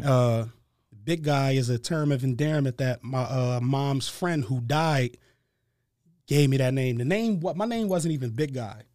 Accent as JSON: {"language": "English", "town": "Harrisburg", "region": "Pennsylvania", "country": "United States", "tie": "born or raised there", "said": "I was born and raised in Harrisburg, Pennsylvania."}